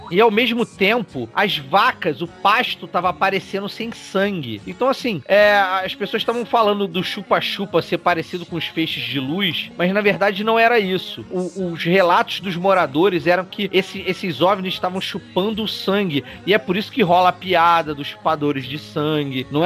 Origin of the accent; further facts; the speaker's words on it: Petrópolis, Rio de Janeiro, Brazil; Eu sou de Petrópolis.